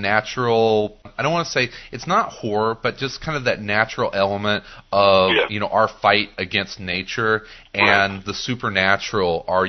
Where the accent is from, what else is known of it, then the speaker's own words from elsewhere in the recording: Midwest, United States; as a Midwesterner